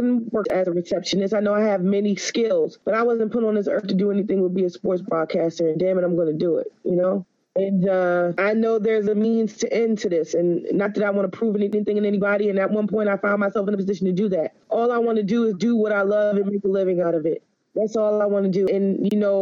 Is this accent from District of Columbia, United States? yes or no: yes; Washington, District of Columbia, United States; also born or lived in Prince George's County, Maryland / Alexandria, Virginia; Born and raised in Washington, D.C. area